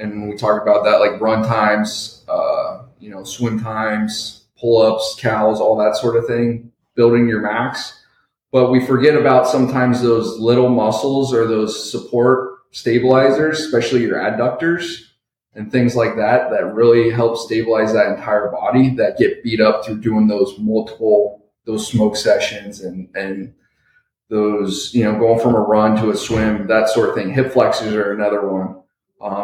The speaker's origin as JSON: {"language": "English", "region": "Ohio", "country": "United States", "moved": "yes", "lives_now": "San Antonio, United States", "said": "I'm originally from Ohio"}